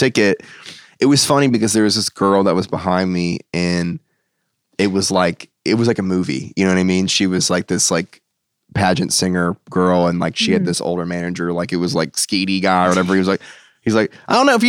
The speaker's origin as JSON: {"language": "English", "country": "United States", "also_born_or_lived": "Ohio", "moved": "as an adult", "lives_now": "Nashville, United States", "said": "I'm from outside DC"}